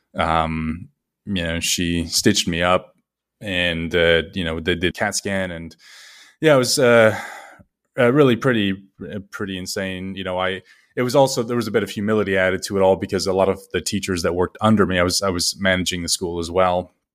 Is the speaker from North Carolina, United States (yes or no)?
no; Las Vegas, Nevada, United States; moved away as an adult; also born or lived in China / Vietnam / England; I had worked in Las Vegas, my hometown, up until I was about twenty-five